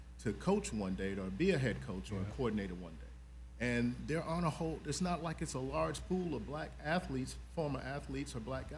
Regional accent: South Carolina, United States; now in Atlanta, United States; live in Atlanta, originally from South Carolina

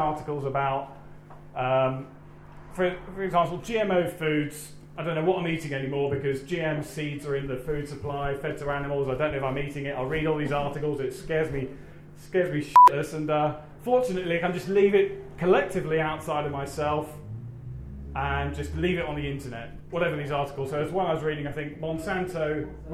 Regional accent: United Kingdom; being British abroad

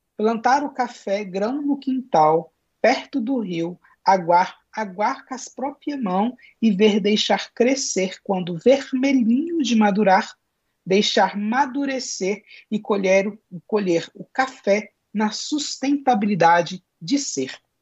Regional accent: Brazil

